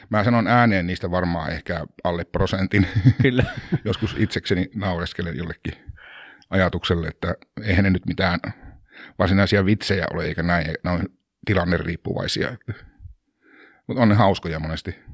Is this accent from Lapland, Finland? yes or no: yes; Lappea, Lapland, Finland; Mä oon kotoisin ihan Pohjois-Suomesta tuolta Tuurneodaalin Torniokilaaksosta. Lappean kylä, se on noin 25-30 kilsaa kolarista alaspäin tai siis eteläänpäin.